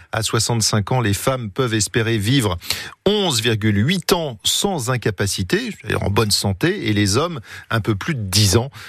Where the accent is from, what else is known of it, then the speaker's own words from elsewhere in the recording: Luxembourg; Moi je viens de Luxembourg.